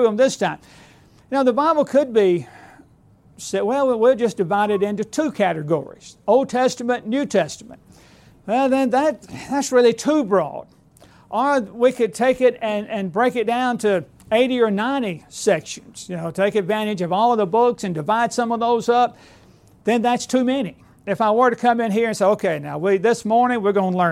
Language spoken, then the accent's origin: English; Alabama, United States; moved away as an adult; now in Lawrenceburg, United States; I am a recent transplant to up there, being born and raised in Alabama